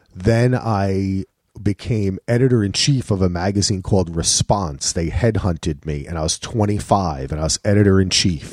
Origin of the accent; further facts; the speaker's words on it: New Jersey, United States; moved away as an adult; also born or lived in Manhattan / Durham; now in Portland, United States; I grew up in Jersey. Went to Rutgers.